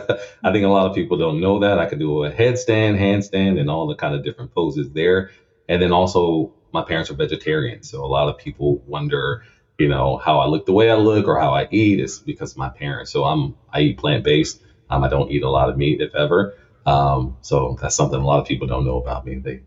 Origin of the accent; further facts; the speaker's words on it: Lafayette, Louisiana, United States; Lafayette, Louisiana. A home of crawfish, crocodiles, and boudin.